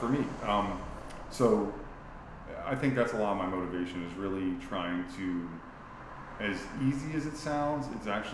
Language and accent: English; St. Petersburg, Florida, United States; being born and raised in sunny St. Pete, Florida